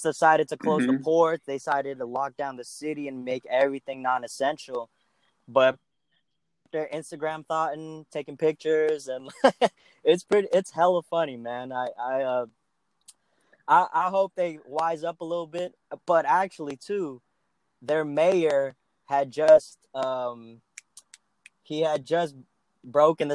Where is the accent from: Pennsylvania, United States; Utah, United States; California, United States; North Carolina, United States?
California, United States; growing up in California